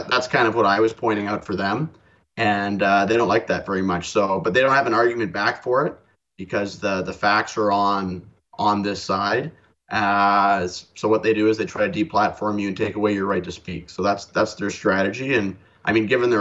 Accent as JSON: {"language": "English", "town": "Victoria", "region": "British Columbia", "country": "Canada", "tie": "born or raised there", "said": "I'm from Victoria. That's where I'm based. That's where I grew up."}